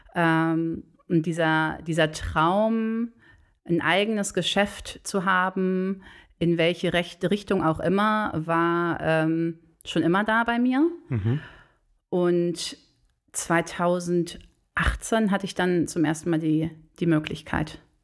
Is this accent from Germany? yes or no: yes; Bonn, North Rhine-Westphalia, Germany; also born or lived in Cologne; ich bin tatsächlich äh, gebürtige Bonnerin, aber nicht Bad Godesbergerin. Ähm, ich bin auf das Beethoven-Gymnasium zur Schule gegangen damals